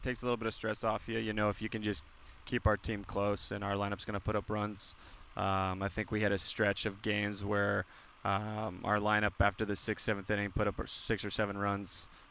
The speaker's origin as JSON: {"language": "English", "region": "California", "country": "United States", "tie": "born or raised there", "said": "I grew up in California"}